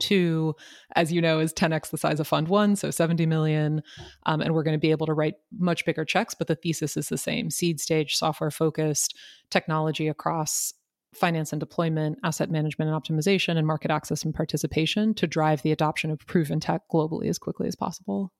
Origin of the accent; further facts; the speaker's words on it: Marin, San Francisco Bay Area, California, United States; I was born and raised in the San Francisco Bay Area, born in San Francisco, raised in Marin